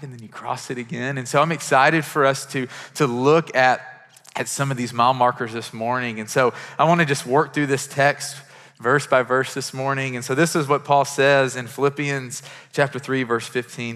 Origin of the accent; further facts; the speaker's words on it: Kentucky, United States; I'm from Kentucky and we have horses